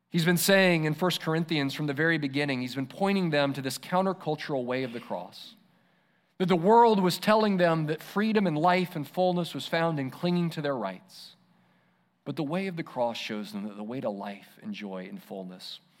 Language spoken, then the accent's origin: English; Israel; remember what it was like growing up in Israel under, under the law